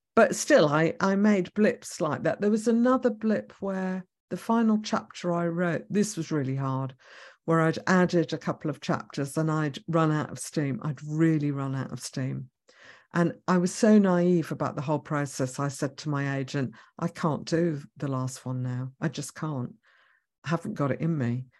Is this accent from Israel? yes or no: yes; Israel; moved away; I was born in Israel